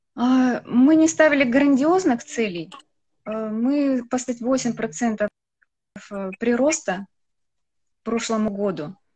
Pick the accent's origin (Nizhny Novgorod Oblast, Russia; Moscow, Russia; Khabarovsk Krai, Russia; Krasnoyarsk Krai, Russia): Khabarovsk Krai, Russia; Khabarovsk; я родилась в Хабаровске